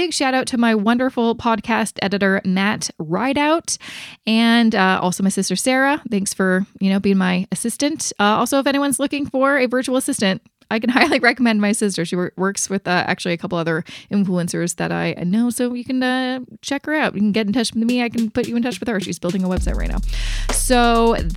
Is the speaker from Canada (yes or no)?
yes; Canada; I'm Canadian